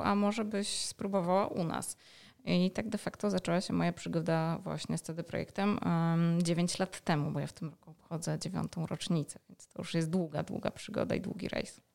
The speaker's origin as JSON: {"language": "Polish", "town": "Warsaw", "region": "Masovian Voivodeship", "country": "Poland", "said": "jestem z Warszawy"}